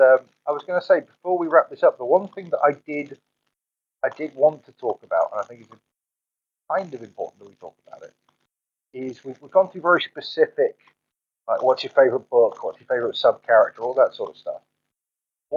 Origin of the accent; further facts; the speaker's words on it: Swansea, Wales, United Kingdom; the town that I grew up in Swansea